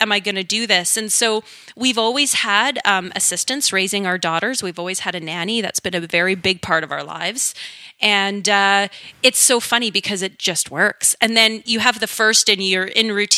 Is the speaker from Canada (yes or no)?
yes; Wetaskiwin, Alberta, Canada; I grew up in rural Alberta, central rural Alberta. It's called Wetaskiwin